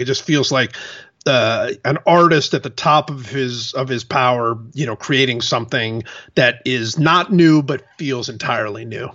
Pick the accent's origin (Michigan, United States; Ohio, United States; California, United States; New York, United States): Ohio, United States; Cleveland; I'm from Cleveland